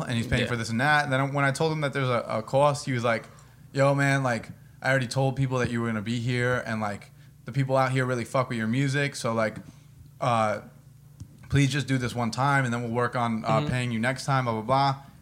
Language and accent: English; New Jersey, United States; I'm from Jersey